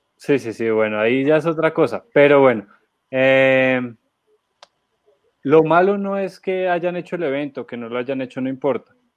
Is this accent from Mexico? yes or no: no; Colombia; nosotros como colombianos